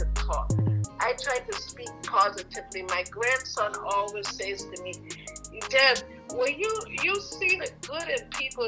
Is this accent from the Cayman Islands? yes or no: yes; Cayman Islands; moved away; I know my accent happens to come in there every now and again, you know, because I am from the Cayman Islands, but I've been living here for over 45 years